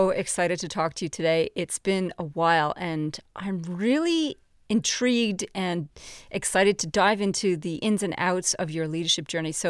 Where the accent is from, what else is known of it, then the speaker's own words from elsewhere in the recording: Canada; now in Australia; I'm a Canadian-Australian who loves to work with CEOs